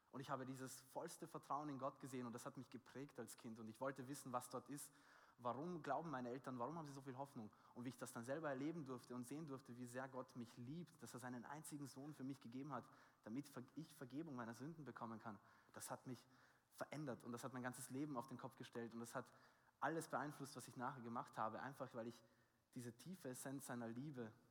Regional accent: Austria; Ich bin aus Österreich

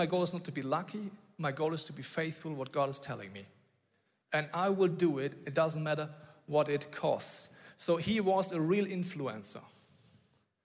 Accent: Bavaria, Germany; I grew up in Bavaria

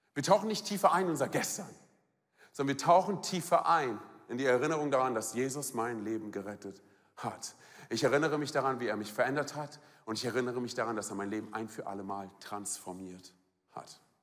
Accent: Germany; bei uns in Deutschland

